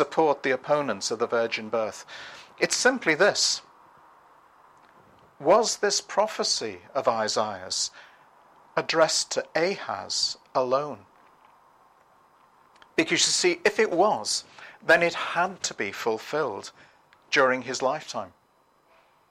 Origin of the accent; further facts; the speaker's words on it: Liverpool, North West England, United Kingdom; my hometown, Liverpool